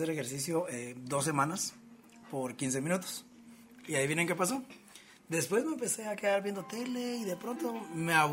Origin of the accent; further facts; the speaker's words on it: Guatemala; y como buenos guatemalteco nos falta el cafecito con pan